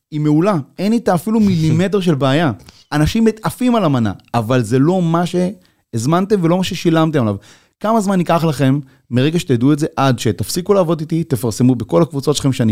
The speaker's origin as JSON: {"language": "Hebrew", "town": "Geshur", "region": "Northern District", "country": "Israel", "said": "אני מגיע מגשור, שמגדלים גם ענבים ליין, ו... ו... ואני אומר לו, רגע, שנייה, אבל זה, זה נורא יקר כל העסק הזה. אז הוא אומר לי, מאיפה אתה? אני אומר לו, מישראל."}